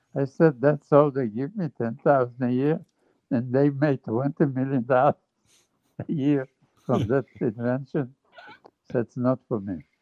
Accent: Jerusalem, Jerusalem District, Israel; moved away; I grew up in Jerusalem

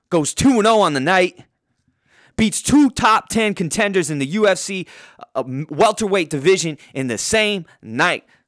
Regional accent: Poway, California, United States; I'm from Poway in, in San Diego County. I went to Poway High School

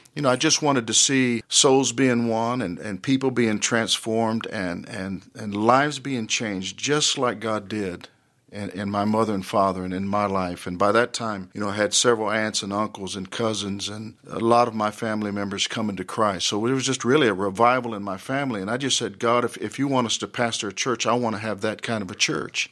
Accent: Dallas, Texas, United States; I grew up in Dallas in the Oak Cliff area

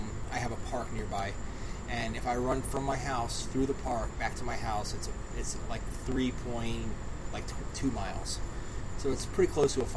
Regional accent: Miami, Florida, United States; also born or lived in Kansas City; now in Broward County, United States; I'm a Broward person now, even though I grew up in Miami.

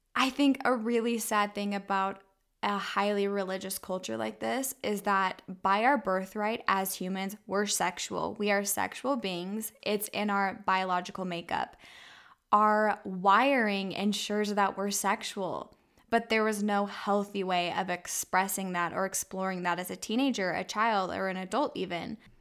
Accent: Orem, Utah, United States; I was raised in Utah County in Orem, Utah

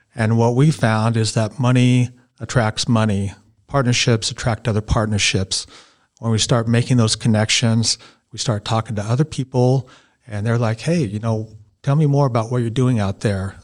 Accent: Boise, Idaho, United States; now in Marsing, United States; I'm from Boise.

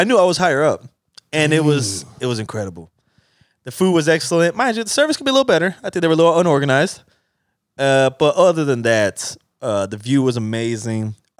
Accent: Chicago, Illinois, United States; moved away; I took my body out there to the good old Chi-Town. Back to my hometown.

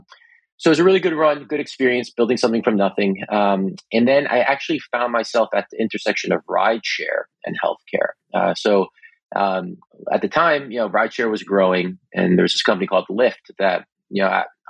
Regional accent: East Coast, United States; I was very little and immigrated to New York, New Jersey. I grew up on the East Coast.

